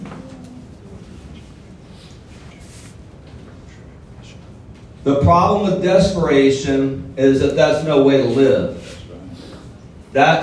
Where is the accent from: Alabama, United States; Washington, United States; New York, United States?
Alabama, United States; Mobile; also born or lived in Florida; now in Houston, United States; I'm originally from L.A., Lower Alabama, as Ron said. I grew up in Mobile, Alabama, on welfare